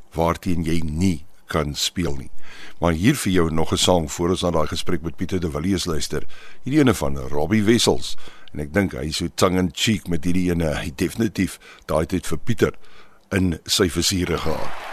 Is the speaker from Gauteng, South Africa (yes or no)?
yes; Pretoria, Gauteng, South Africa; moved away; also born or lived in Paarl; Ek is op Mamelodi gebore